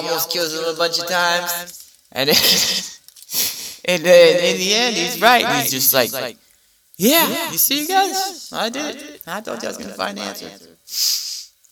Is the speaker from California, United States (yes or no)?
yes; Los Angeles, California, United States; accent: L.A. accent; It's probably the L.A. accent